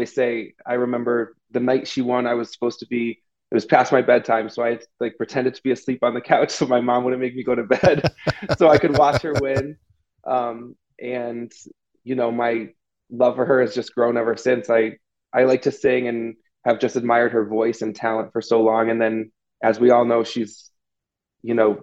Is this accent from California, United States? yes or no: no; Connecticut, United States; I am from Connecticut